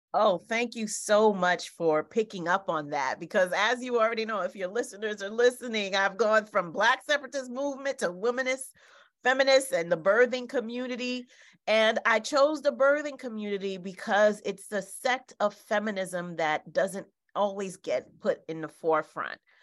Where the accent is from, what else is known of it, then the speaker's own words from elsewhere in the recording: Haiti; moved away; my home country in Haiti.